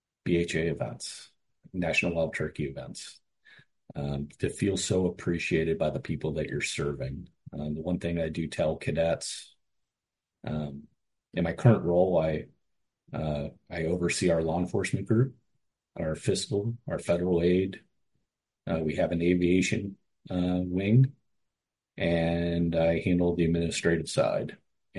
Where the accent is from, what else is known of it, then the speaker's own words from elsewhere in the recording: Cleveland, Ohio, United States; Back when I was hired, I grew up in Cleveland. I had nobody hunted or fished in my family.